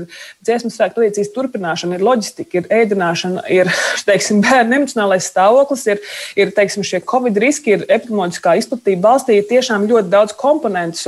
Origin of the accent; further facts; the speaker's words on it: Valmiera, Vidzeme, Latvia; Es pat esmu no Valmieras